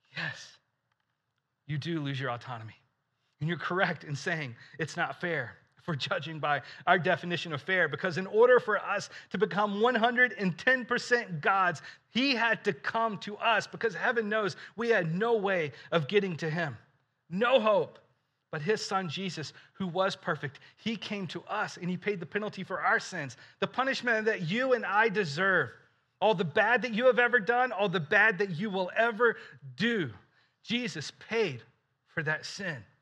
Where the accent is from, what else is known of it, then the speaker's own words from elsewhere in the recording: Alabama, United States; I grew up in Alabama